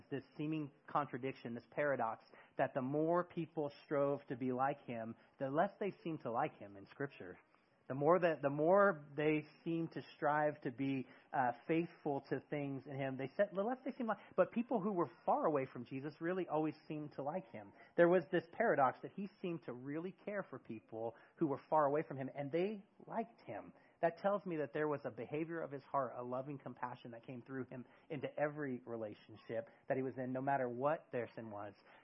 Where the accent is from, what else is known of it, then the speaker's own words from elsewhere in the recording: near San Francisco, California, United States; moved away as an adult; now in Eugene, United States; I grew up near San Francisco